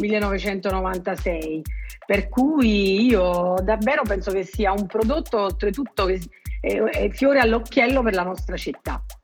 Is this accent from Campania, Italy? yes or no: yes; Naples area, Campania, Italy; gli autori della mia terra